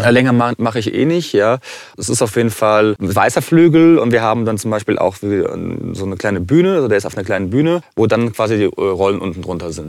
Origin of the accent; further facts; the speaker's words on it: Frankfurt, Hesse, Germany; Also ich bin äh, gebürtiger Frankfurter, komme familiär aus Kroatien.